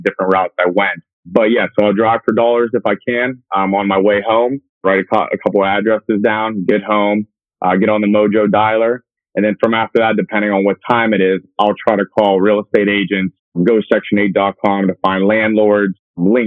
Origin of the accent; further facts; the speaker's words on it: Pittsburgh, Pennsylvania, United States; moved away as an adult; also born or lived in West Virginia / Southern California / New Jersey / Manhattan, New York; I'm originally from Pittsburgh, Pennsylvania